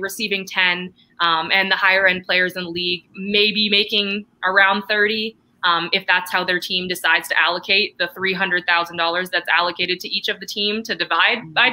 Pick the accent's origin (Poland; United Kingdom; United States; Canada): Canada; I'm actually I'm Canadian, so uh, here in Canada